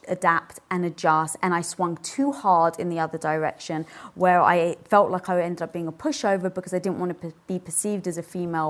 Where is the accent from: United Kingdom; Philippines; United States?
United Kingdom; I just had to show my dominance, especially being British and 5'1".